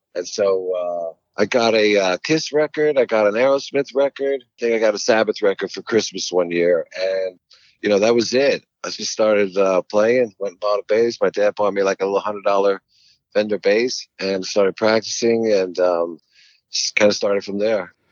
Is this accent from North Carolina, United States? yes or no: no; New York, United States; moved away; also born or lived in Los Angeles; I grew up mostly on uh, Long Island, Queens, Long Island, Harlem